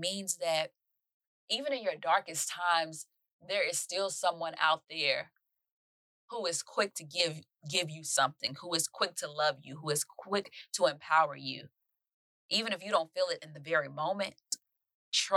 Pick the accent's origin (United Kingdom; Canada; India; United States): United States; Mississippi; I'm from Mississippi